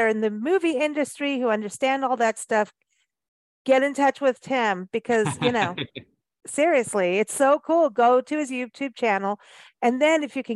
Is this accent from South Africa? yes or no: yes; South Africa; moved away; growing up in Africa